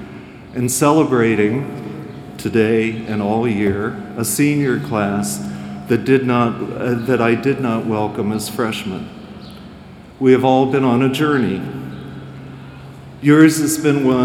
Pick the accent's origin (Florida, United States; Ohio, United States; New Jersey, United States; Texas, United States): Ohio, United States; moved away as an adult; I grew up in Ohio